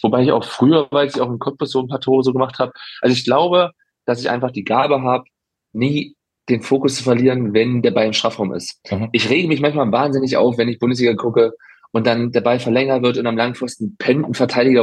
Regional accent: Halberstadt, Saxony-Anhalt, Germany; moved away; also born or lived in Freiburg; in meiner Heimat

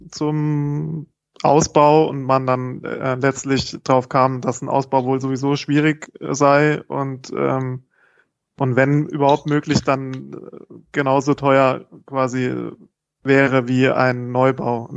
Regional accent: Baden-Württemberg, Germany; Ich komme halt auch vom Dorf, ich komme nicht direkt aus Freiburg

